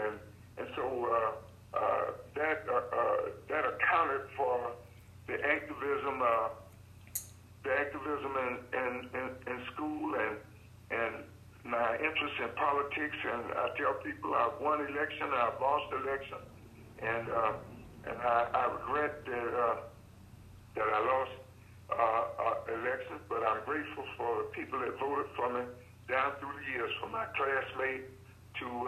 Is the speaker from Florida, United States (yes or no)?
yes; Orlando, Florida, United States; also born or lived in Alturas, Florida / Bartow, Florida; we moved to Orlando in 1944, and I attended Holder Street Elementary School